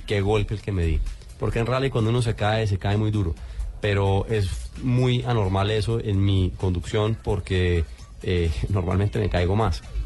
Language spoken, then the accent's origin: Spanish; Colombia; como colombiano estar viviendo y representando a la colombianidad